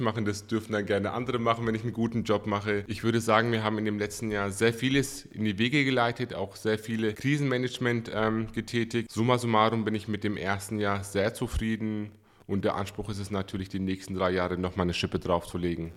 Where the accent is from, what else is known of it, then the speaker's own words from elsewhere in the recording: Coburg, Bavaria, Germany; geboren und aufgewachsen in Coburg